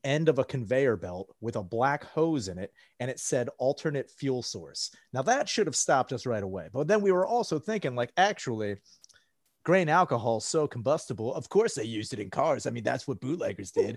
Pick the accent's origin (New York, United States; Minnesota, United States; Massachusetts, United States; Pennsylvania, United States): Pennsylvania, United States; outside Valley Forge; moved away as an adult; also born or lived in South Philadelphia; I grew up outside of Valley Forge